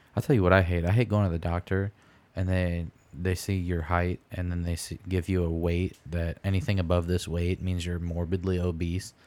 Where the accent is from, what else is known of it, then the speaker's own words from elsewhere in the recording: Michigan, United States; I'm from Michigan